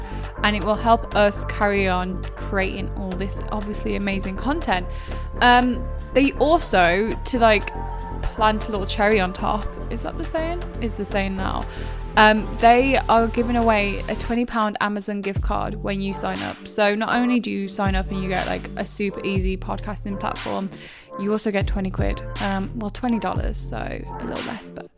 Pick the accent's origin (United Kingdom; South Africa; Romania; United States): United Kingdom; England; I'm English